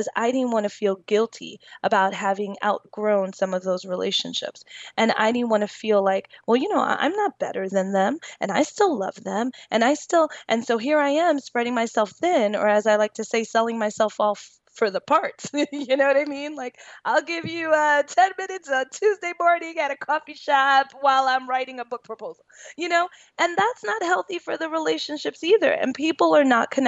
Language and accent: English; New York, United States; I'm from New York